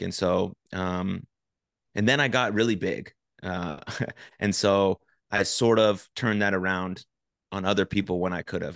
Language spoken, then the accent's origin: English; San Francisco, California, United States; now in Dallas, United States; I grew up in San Francisco. I currently live in, in Dallas.